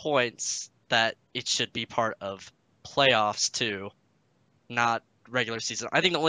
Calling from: Salt Lake City, Utah, United States; Salt Lake City, Utah.

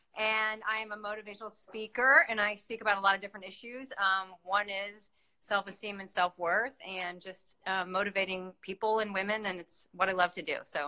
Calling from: Miami, Florida, United States; Hi, I'm coming from Miami.

